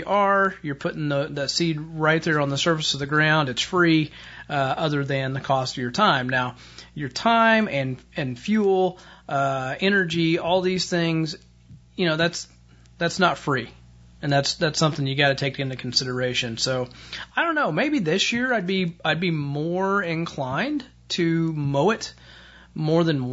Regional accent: Indiana, United States; my home state of Indiana

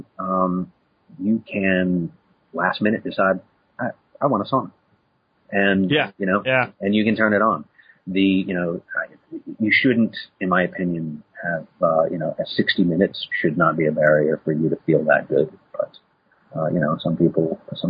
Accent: Midwest, United States; moved away; I come from the Midwest originally

